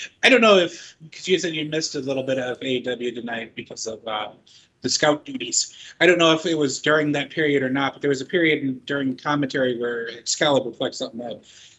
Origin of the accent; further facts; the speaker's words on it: Chicago, Illinois, United States; growing up in Chicago